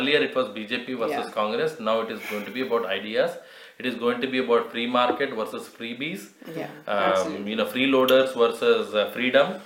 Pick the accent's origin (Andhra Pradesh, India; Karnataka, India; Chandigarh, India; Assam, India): Andhra Pradesh, India; Tirupati; I remember growing up in Tirupati in mid-90s